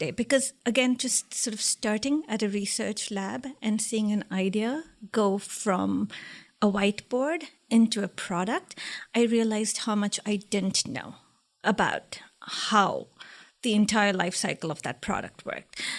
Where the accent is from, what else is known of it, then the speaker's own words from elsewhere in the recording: India; also born or lived in Liberia; Some part of my childhood was in Liberia, West Africa, and then I moved to India.